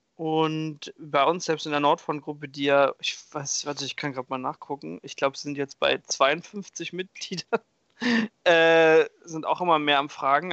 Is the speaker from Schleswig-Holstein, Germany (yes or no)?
no; Hamburg, Germany; ich bin aus Hamburg